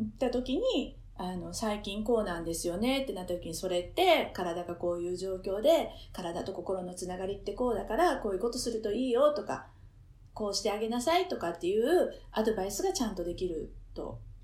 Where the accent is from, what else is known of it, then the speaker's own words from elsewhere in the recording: Osaka, Japan; moved away as an adult; now in Ama, Japan; 私自身は大阪で生まれ育ってる